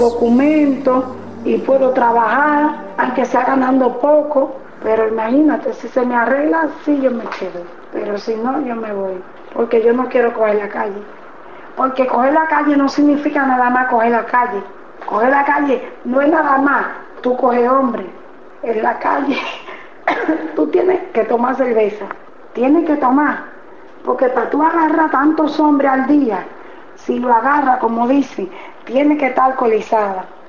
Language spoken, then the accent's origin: Spanish; Dominican Republic; moved away as an adult; now in Buenos Aires, Argentina; en mi país nada cuesta un peso